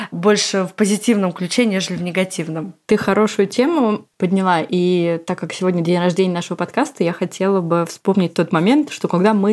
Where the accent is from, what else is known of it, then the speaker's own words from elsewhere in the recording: Moscow, Russia; я из Москвы и мама озорного и любознательного мальчика Степы